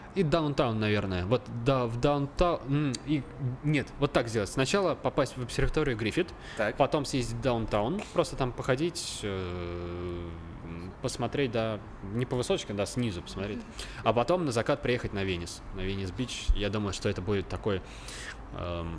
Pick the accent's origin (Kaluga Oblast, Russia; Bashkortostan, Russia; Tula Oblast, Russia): Kaluga Oblast, Russia; Obninsk; я родился в городе Обнинске, Калужской ага. области